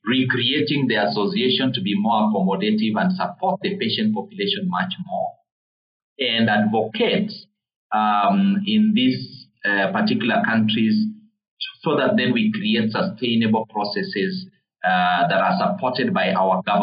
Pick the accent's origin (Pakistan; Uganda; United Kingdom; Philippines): Uganda; now in Kenya; I grew up in Uganda. I know how Uganda is